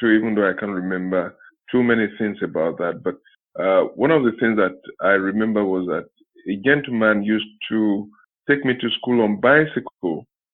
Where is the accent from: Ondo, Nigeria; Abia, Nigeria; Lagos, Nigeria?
Ondo, Nigeria; I started from St. Mary's Primary School, somewhere in town, Ondo Town